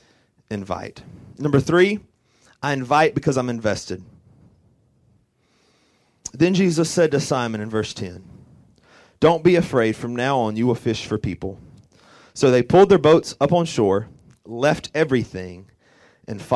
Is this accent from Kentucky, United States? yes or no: no; Orangeburg, South Carolina, United States; I'm from Orangeburg, South Carolina